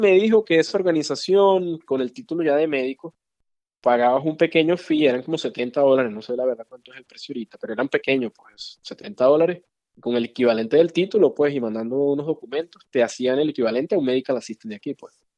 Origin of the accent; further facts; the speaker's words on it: Venezuela; moved away as an adult; now in Chicago, United States; nací y crecí en Venezuela, fui a la escuela de medicina allá